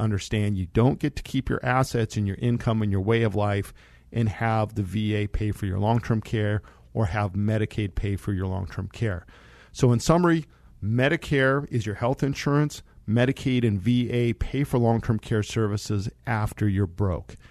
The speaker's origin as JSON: {"language": "English", "town": "Monte Vista", "region": "Colorado", "country": "United States", "tie": "born or raised there", "said": "I grew up in Monta Vista, Colorado"}